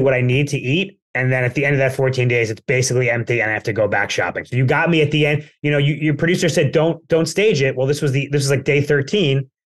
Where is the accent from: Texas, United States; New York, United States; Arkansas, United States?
New York, United States; Plainview; moved away; when I was in Plainview, which we can say is my hometown, we're both Long Islanders